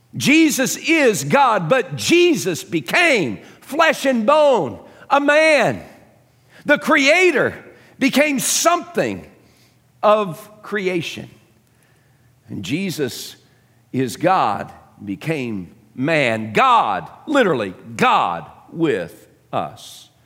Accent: Dallas, Texas, United States; growing up in Dallas, um, a, as a young kid

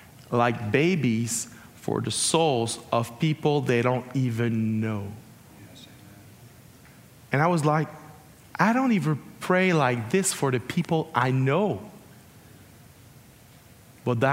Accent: Canada; I'm Canadian

